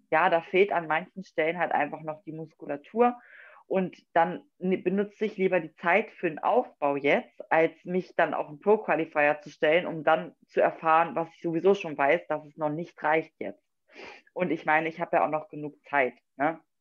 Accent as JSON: {"language": "German", "town": "Wolfsburg", "region": "Lower Saxony", "country": "Germany", "said": "Ich komme aus Wolfsburg, das liegt in Niedersachsen"}